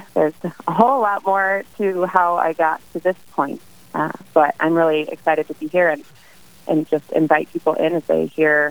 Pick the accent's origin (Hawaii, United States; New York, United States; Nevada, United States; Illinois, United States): Hawaii, United States; born there; now in Wisconsin, United States; I grew up in a military family. We moved a lot. I'm not originally from Wisconsin. I was born in Hawaii. We lived in many states, 10-plus cities